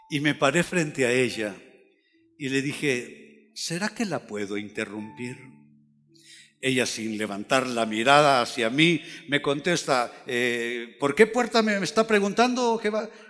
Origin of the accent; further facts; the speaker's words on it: Catalonia, Spain; now in Honduras; yo tengo un problema, soy demasiado catalán, debiera ser más hondureño, porque los hondureños son más afables, más llevaderos.